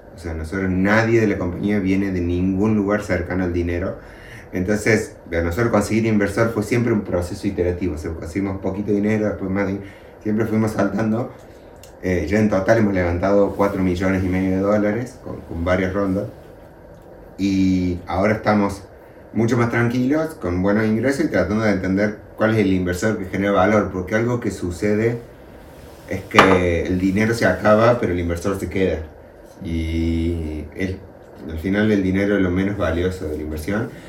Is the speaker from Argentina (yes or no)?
yes; Luyaba, Córdoba, Argentina; now in Córdoba, Argentina; Córdoba capital es la ciudad desde donde yo vivo y yo nací y me crié en un pueblo pequeño que se llama Luyaba